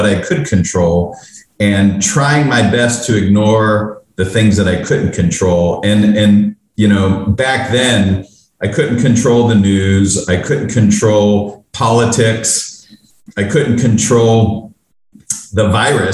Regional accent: Pittsburgh, Pennsylvania, United States; moved away as an adult; now in Los Angeles, United States; I was born and raised in Pittsburgh, and moved out after I graduated college.

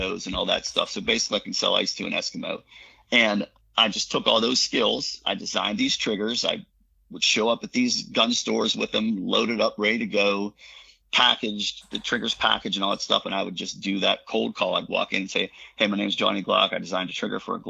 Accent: Pennsylvania, United States; I was born in Pennsylvania, so it's just in our blood

